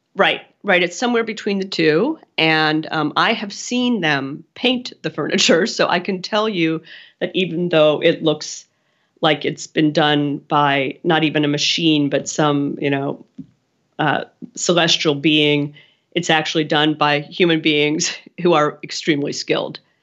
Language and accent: English; Pennsylvania, United States; I grew up in Pennsylvania